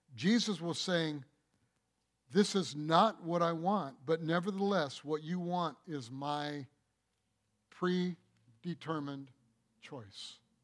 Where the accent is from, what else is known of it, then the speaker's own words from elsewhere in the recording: Michigan, United States; I'm from Michigan